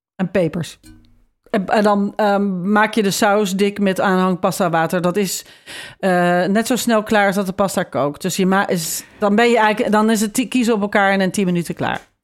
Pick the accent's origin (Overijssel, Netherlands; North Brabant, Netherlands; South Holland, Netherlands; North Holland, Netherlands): North Holland, Netherlands; Haarlem; also born or lived in The Hague; Wij woonden in Haarlem. Mijn middelbare schooltijd woonde ik daar